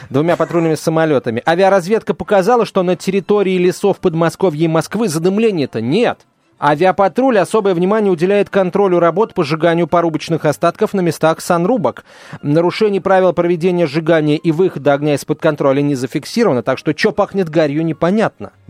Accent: Odesa, Odesa Oblast, Ukraine; Я одессит, и сегодня услышал новость, что правый сектор собирается снести памятник детей Екатерины, который стоит в Одессе уже ну, очень давно

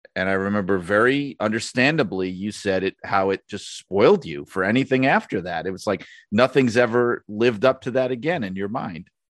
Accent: Northeast, United States; I grew up in the Northeast.

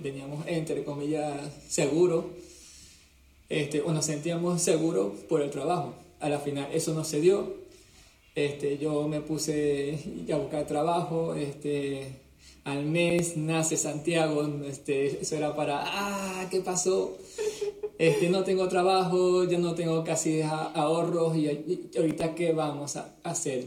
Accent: Venezuela; moved away as an adult; now in Canary Islands, Spain; te hablamos desde Canarias, España. Somos venezolanos que nos vinimos para, para este país desde hace más o menos 10 años.

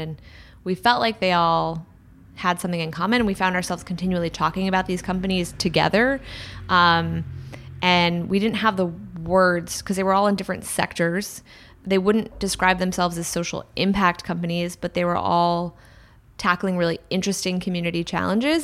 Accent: Washington, District of Columbia, United States; now in San Francisco, United States; so I grew up in Washington, D C, um, a town that's really dominated by two industries, government and real estate

